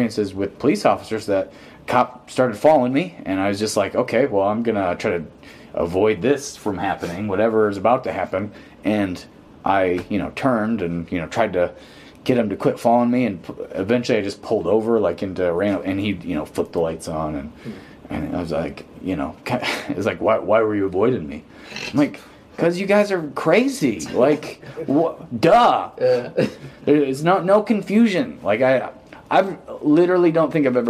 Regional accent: Pontiac, Michigan, United States; I'm from Pontiac

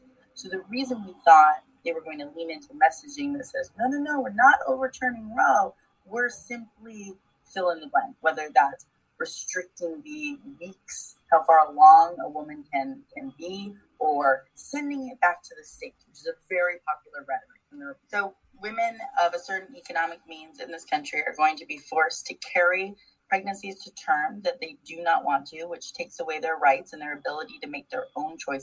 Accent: Washington, United States; my home state of Washington State

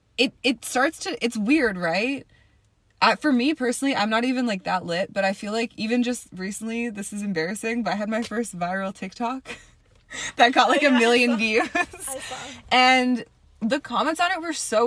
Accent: Toronto, Ontario, Canada; now in Atlanta, United States; I am originally from Toronto

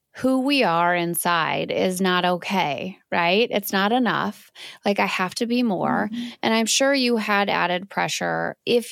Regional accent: Wisconsin, United States; I'm from Wisconsin

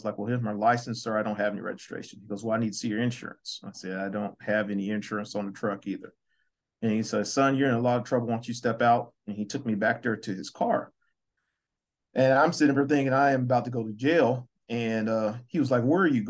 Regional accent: Muskogee, Oklahoma, United States; now in Missouri, United States; I'm originally from Muskogee, Oklahoma

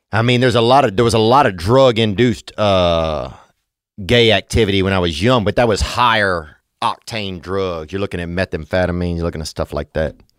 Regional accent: Louisiana, United States; I grew up in Louisiana, and it's a beautiful place

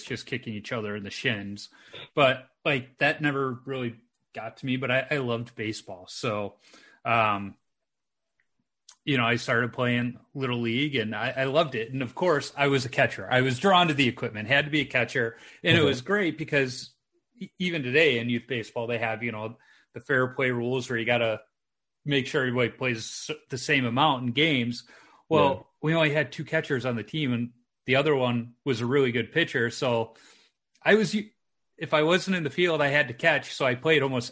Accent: Chicago, Illinois, United States; I grew up in Chicago during the Jordan era

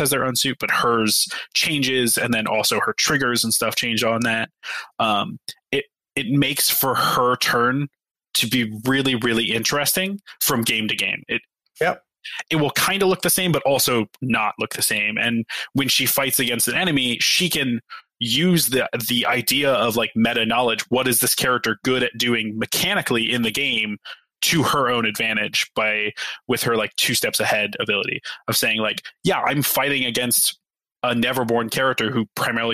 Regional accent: Ohio, United States; I'm from Ohio.

